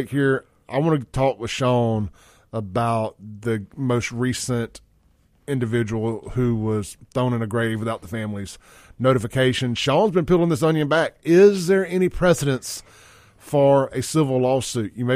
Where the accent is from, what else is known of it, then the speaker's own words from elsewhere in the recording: Jackson, Mississippi, United States; Well, it's my capital city. It's my hometown.